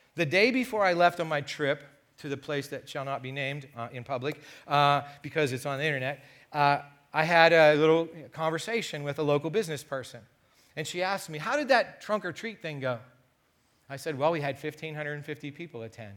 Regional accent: United States; being an American

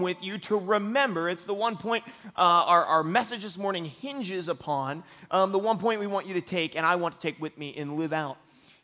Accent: United States; as American Christians

